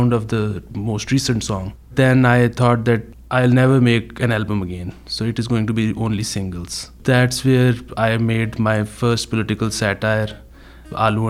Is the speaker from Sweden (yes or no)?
no; Lahore, Punjab, Pakistan; from Lahore, Pakistan